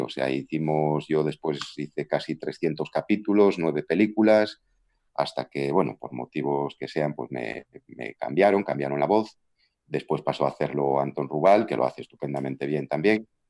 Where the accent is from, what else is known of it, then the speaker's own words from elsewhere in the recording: Galicia, Spain; accent: Galician; yo ya tengo acento gallego